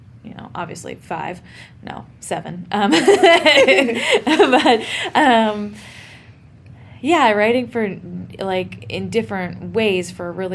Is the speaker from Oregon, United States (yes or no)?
yes; Oregon, United States; I'm from Oregon, a notably not super hot place